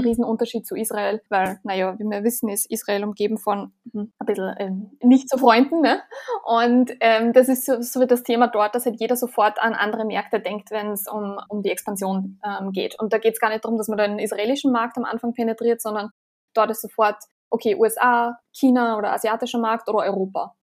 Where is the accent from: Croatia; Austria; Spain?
Austria; wir als Österreicher